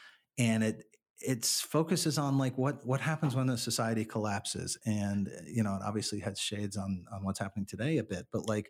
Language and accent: English; Paris, Île-de-France, France; born there; I was born in Paris and I've gone back to France quite a bit.